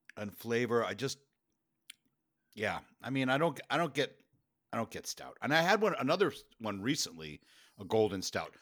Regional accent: New York, United States; Being a New Yorker

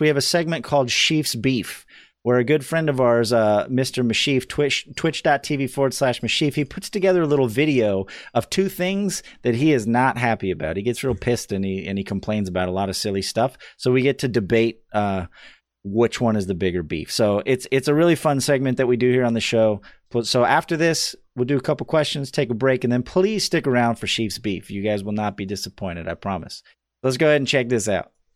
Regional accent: Idaho, United States; I'm from Idaho.

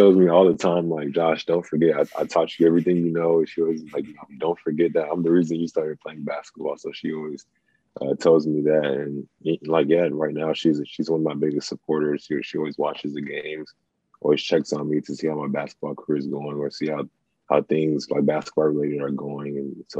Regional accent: Nigeria; Honestly, I don't know. I think it's maybe genetics, or maybe because I'm from Nigeria.

